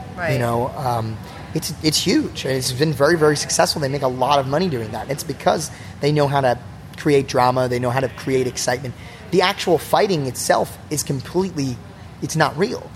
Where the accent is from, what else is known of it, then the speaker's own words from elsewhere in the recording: New Jersey, United States; growing up in New Jersey